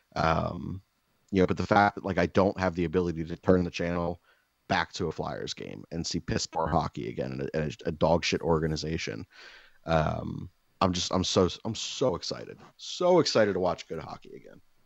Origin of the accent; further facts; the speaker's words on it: United States; I'm an American